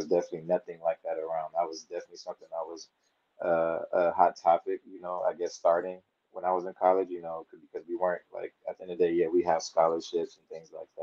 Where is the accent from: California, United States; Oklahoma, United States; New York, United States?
California, United States; Inglewood; I was born in Inglewood, California. I went to Inglewood High School